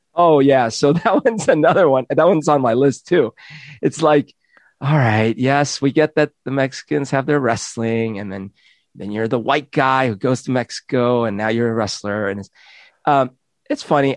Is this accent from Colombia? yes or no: yes; Colombia; moved away; also born or lived in Tacoma; I'm from Colombia, South America